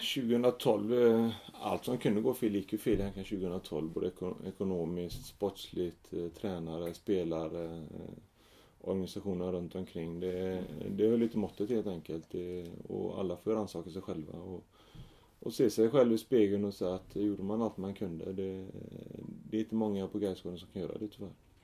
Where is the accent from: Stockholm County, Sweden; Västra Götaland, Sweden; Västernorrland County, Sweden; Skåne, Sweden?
Västra Götaland, Sweden; Gothenburg; jag växte upp i Fjällbrunn, ett litet villaområde i, Rannebergen